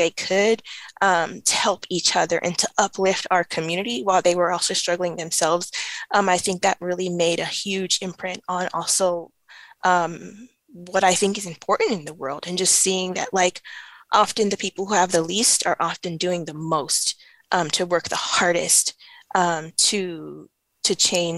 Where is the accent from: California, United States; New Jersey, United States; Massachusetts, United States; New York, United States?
California, United States; Los Angeles; I grew up in Watts in the 90s